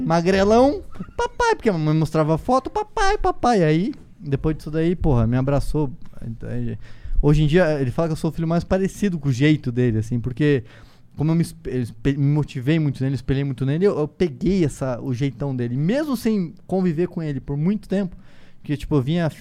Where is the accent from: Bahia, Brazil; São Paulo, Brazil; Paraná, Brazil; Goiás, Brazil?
Paraná, Brazil; Foz do Iguaçu; como eu fui criado no interior, hoje muitas pessoas que me, não me conhecem, é, não sabem que eu, que eu nasci em Foz do Iguaçu.